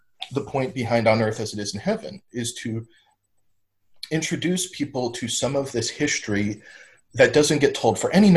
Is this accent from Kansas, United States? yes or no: yes; Kansas, United States; I was being born and raised in Kansas